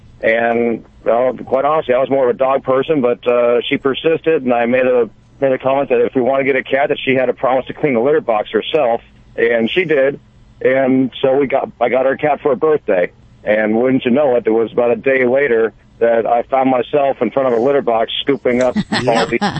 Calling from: Costa Mesa, California, United States; Costa Mesa, California.

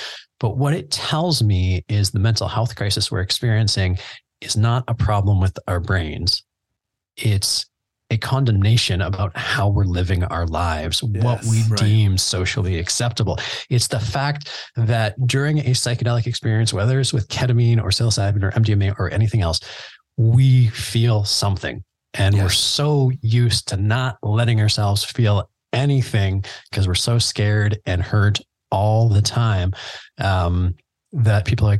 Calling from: Canada; I mean, I'm in Canada. Yeah. I'm recording from Canada right now.

